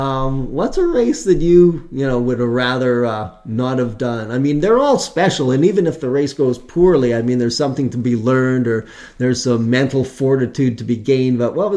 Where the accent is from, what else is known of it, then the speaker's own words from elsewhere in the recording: Mission, British Columbia, Canada; I'm from Mission, and that's kind of the backyard.